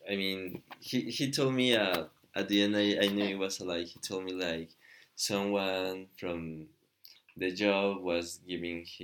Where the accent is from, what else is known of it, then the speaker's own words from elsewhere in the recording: Michoacán, Mexico; moved away as an adult; also born or lived in Guanajuato, Mexico; I'm from Mexico. And I was born in a state called Michoacan, but when I was like 20, three or something, I moved to um, Guanajuato where I started uh, studying.